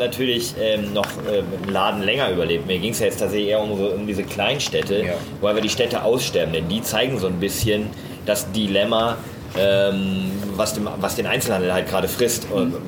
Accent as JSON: {"language": "German", "area": "Münsterland", "region": "North Rhine-Westphalia", "country": "Germany", "tie": "born or raised there", "moved": "yes", "said": "aus meiner ähm, Hometown, also ich komme aus Münsterland"}